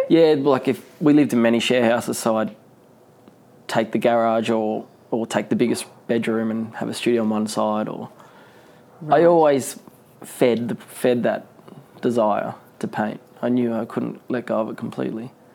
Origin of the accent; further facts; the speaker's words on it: Newcastle, New South Wales, Australia; I was born in Newcastle